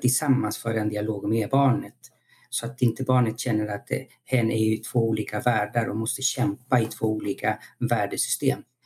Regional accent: Chile; now in Sweden; jag är född i Chile och så jag levde och växte upp i en demokrati

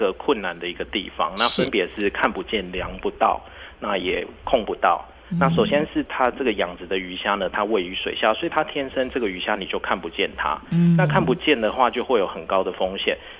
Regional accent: Tainan, Taiwan; 对，我是台南人

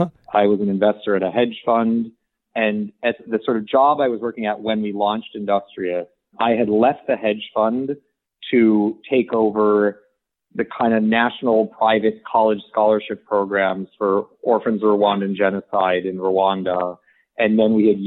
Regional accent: suburban Michigan, United States; I grew up in suburban Michigan

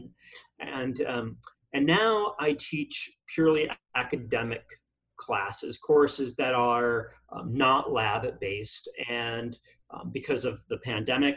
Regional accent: Queensbury, New York, United States; also born or lived in Boston, Massachusetts; now in California, United States; Upstate New York, around Lake George, so way upstate

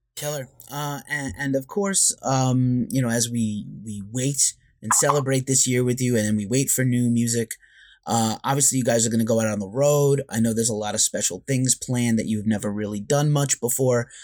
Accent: New York, United States; I'm a New Yorker also

